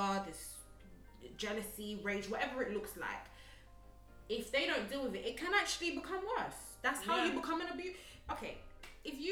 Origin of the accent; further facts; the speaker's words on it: Uganda; growing up in Uganda